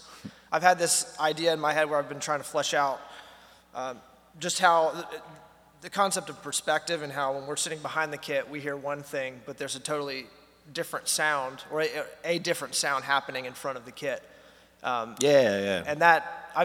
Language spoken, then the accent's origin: English; North Carolina, United States; Yeah, from North Carolina, and I studied music in school in Boone, North Carolina.